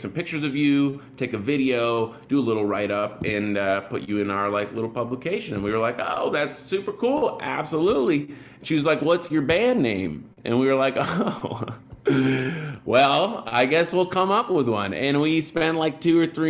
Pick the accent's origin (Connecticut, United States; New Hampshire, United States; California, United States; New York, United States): New Hampshire, United States; Bedford; moved away as an adult; also born or lived in Boston, Massachusetts; now in Brooklyn, United States; I grew up in Bedford, New Hampshire.